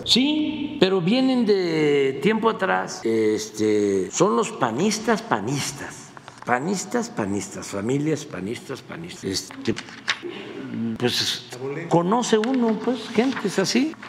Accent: Tepetitán, Tabasco, Mexico; yo soy de Tepeitán, pues, este, provinciano, aldeano, naco

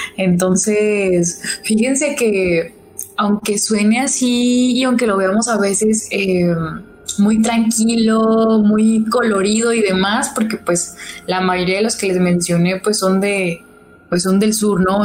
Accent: Santiago Papasquiaro, Durango, Mexico; now in Durango, Mexico; yo soy foránea, este, yo soy de la tierra del Pinole

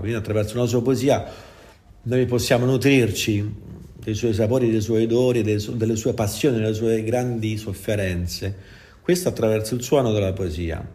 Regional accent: Formia, Lazio, Italy; io sono di Formia, originario

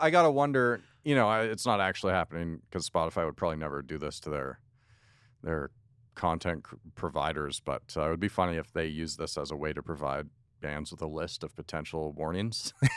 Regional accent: outside of Toronto, Ontario, Canada; growing up outside of Toronto

